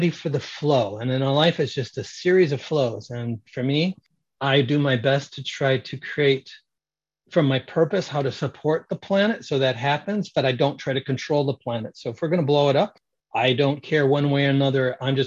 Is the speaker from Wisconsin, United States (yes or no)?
no; Michigan, United States; moved away; I grew up in Michigan